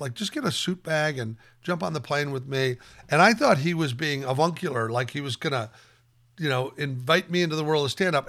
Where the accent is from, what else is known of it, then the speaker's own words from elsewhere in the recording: Omaha, Nebraska, United States; I grew up in Omaha, Nebraska